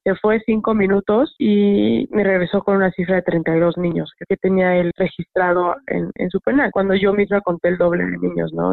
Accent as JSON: {"language": "Spanish", "country": "Mexico", "said": "pobre de mí como mexicana, que tengo que vivir de esta manera"}